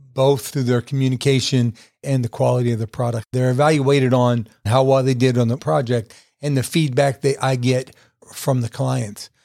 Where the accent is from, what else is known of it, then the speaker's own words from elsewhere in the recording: Weirton, West Virginia, United States; now in Statesville, United States; my wife and I are going to move back to my hometown